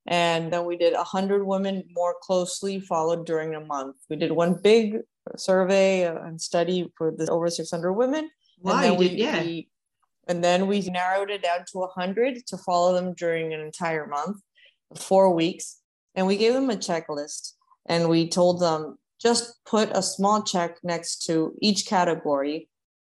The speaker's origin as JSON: {"language": "English", "country": "Uruguay", "moved": "yes", "lives_now": "Miami, United States", "said": "I'm originally from Uruguay. I've been living in Miami for over 10 years."}